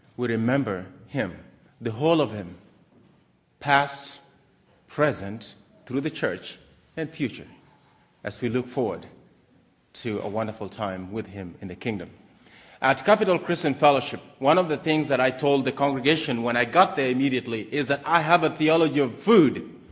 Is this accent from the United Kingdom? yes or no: no; Kenya; moved away as an adult; also born or lived in Maryland, United States / Harrisonburg, Virginia, United States; now in United States; I was born in Kenya, East Africa.